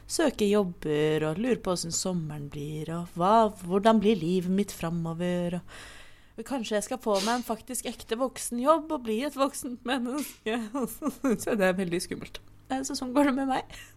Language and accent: Norwegian; Oslo, Norway; Jeg er 27 år gammel. Jeg blir 28 om ikke altfor lenge. Eh, jeg er fra Oslo. Jeg bruker også hen-pronomen, er ikke-binær og panseksuell.